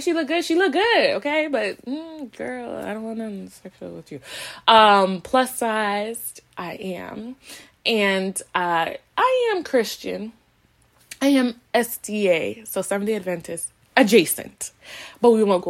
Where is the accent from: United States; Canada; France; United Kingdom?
Canada; Toronto, Ontario; someone who was born and raised in Toronto, then raised in the suburbs